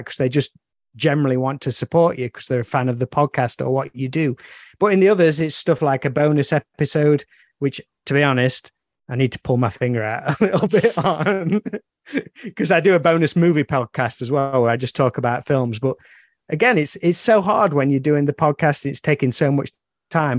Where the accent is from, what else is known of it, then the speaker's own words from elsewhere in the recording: near Alfreton, Derbyshire, East Midlands, United Kingdom; near my hometown